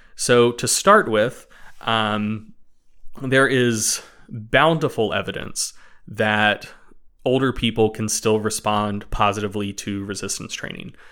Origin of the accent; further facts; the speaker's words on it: Knoxville, North Carolina, United States; moved away; I am actually originally from Knoxville, North Carolina